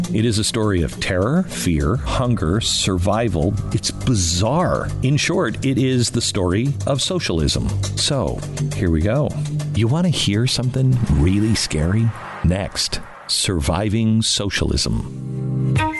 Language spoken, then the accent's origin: English; United States; I was born in 64 and uh, born in America